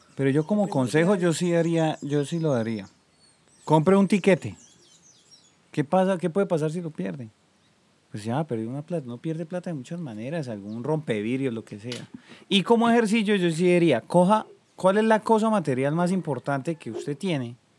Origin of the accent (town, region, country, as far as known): Colombia; moved away as an adult